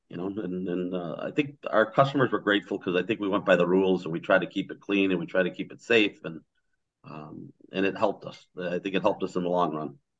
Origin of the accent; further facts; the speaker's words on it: Highwood, Illinois, United States; I grew up born and raised in Highwood